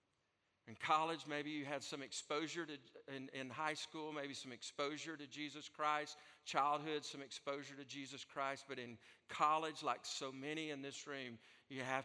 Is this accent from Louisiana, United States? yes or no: no; Alabama, United States; I'm from Alabama